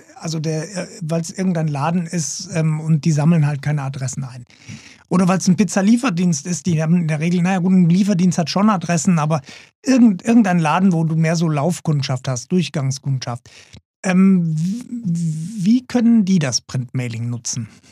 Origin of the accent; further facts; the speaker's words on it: Germany; als Deutscher